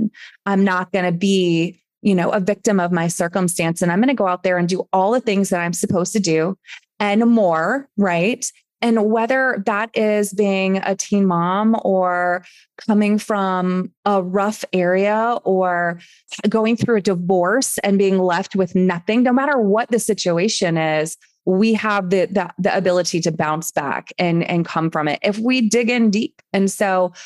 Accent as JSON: {"language": "English", "region": "East Coast", "country": "United States", "moved": "as an adult", "lives_now": "Phoenix, United States", "said": "when my husband moved here to Phoenix, where we're living now, we're from the East Coast"}